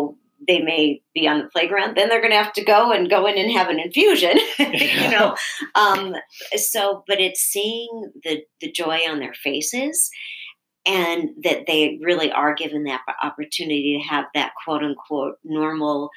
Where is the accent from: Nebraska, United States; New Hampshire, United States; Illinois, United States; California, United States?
Nebraska, United States; also born or lived in Connecticut; now in Michigan, United States; I grew up in Nebraska